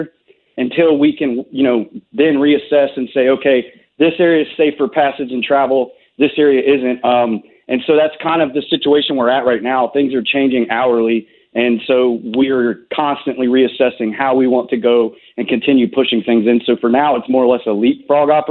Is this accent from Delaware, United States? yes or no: no; North Carolina, United States; I grew up in North Carolina. I spent my life here for the most part.